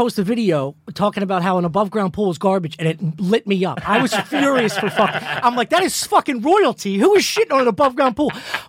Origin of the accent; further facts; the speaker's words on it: Delaware County, outside Philadelphia, Pennsylvania, United States; I grew up in Delaware County, just like 20 minutes outside of Philadelphia